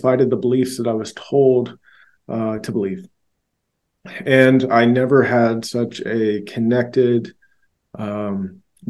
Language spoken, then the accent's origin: English; Georgia, United States; also born or lived in Louisiana; I was raised in Georgia and I was born in Louisiana